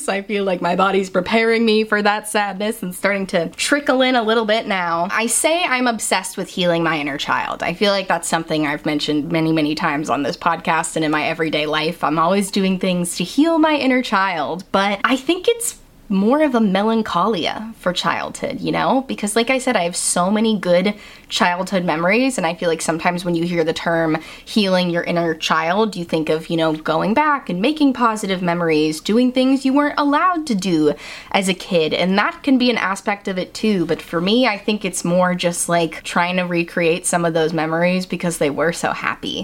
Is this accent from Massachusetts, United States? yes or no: yes; Massachusetts, United States; moved away; I'm from Massachusetts. I'm from New England.